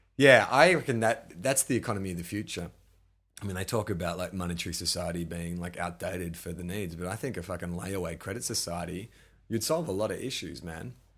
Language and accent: English; Melbourne, Victoria, Australia; moved away; also born or lived in Sydney; growing up in Melbourne, you know, you got St Kilda Beach